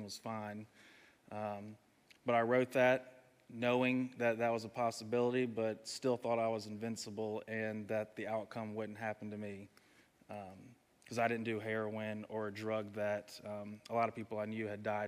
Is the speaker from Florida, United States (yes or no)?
no; Charlotte, North Carolina, United States; from Charlotte, hour and a half down the road. Went to Covenant Day.